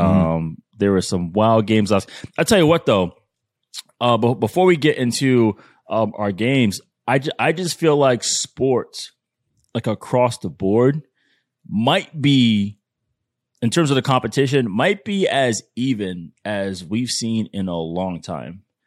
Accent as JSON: {"language": "English", "region": "New England", "country": "United States", "tie": "born or raised there", "said": "my hometown, New England"}